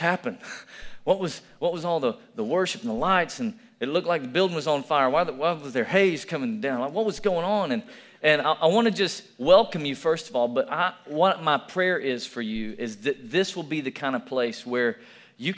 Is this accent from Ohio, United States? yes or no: no; Tennessee, United States; moved away; also born or lived in Alabama; I'm from Tennessee